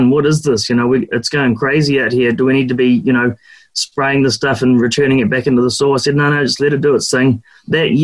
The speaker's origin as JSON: {"language": "English", "town": "Duntroon", "region": "Otago", "country": "New Zealand", "tie": "born or raised there", "also_born_or_lived": "Oamaru", "said": "I was brought up in Duntroon up the Waitaki Valley, and then went to school in Oamaru."}